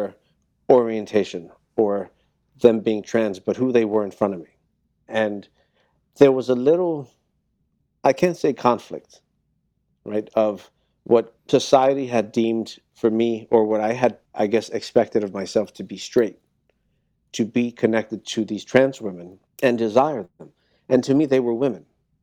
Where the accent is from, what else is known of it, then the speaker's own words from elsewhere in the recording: New York, United States; also born or lived in Miami, Florida / Washington Heights / Hell's Kitchen; I was born in Miami and I grew up in New York